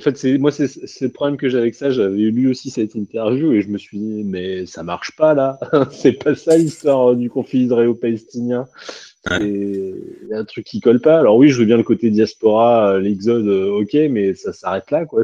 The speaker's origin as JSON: {"language": "French", "country": "France", "said": "en tant que Français"}